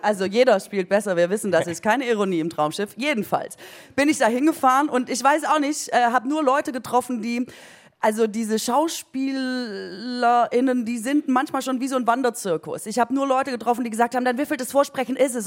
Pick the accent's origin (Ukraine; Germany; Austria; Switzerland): Germany; Aalen, Baden-Württemberg; ich komme aus Orla. Orla ist in Baden-Württemberg an der Grenze zu Bayern.